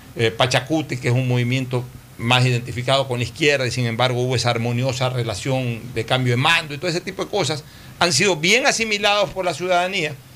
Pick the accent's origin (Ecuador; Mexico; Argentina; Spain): Ecuador; realmente nos reconforta mucho como ecuatorianos